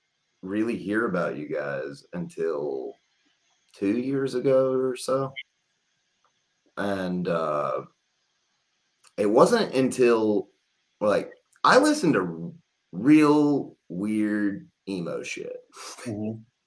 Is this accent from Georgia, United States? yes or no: yes; Georgia, United States; now in Kentucky, United States; I'm from Georgia